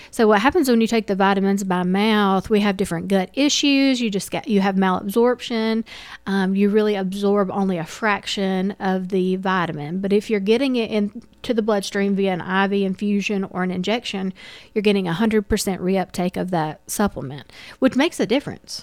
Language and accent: English; Dalton, Georgia, United States; also born or lived in Kennesaw, Georgia; I am from Dalton, um, born and raised